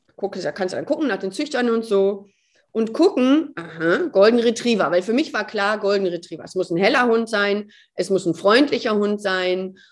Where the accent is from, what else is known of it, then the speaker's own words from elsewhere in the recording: Gütersloh, North Rhine-Westphalia, Germany; also born or lived in Cologne; die kommt ja aus Gütersloh, genau wie ich